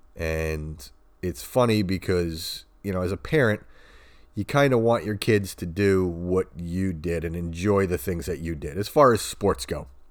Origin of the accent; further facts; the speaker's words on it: Long Island, New York, United States; I grew up in the eighties in Long Island